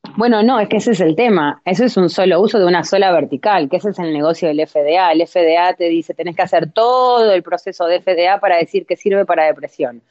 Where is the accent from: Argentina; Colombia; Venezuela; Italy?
Argentina; yo soy latina también, vengo de Argentina